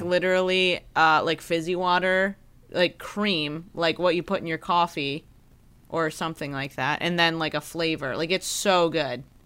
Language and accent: English; Midwest, United States; moved away; I'm from the Midwest